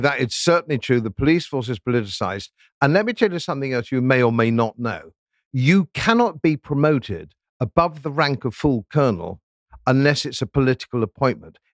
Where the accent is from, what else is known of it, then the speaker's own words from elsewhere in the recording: United Kingdom; we're British